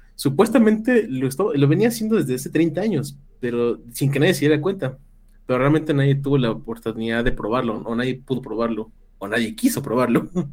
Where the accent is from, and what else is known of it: Mexico